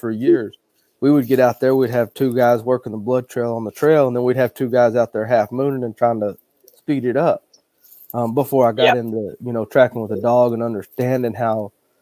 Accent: Hollis, Oklahoma, United States; I grew up in Hollis, Oklahoma, which is right next to Texas.

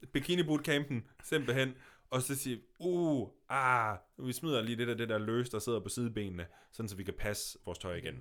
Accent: Denmark; now in Copenhagen, Denmark; jeg flytter tilbage til Jylland

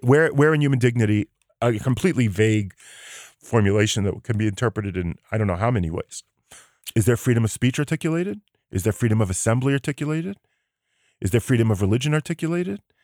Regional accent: United States; now in Israel; I come from the United States

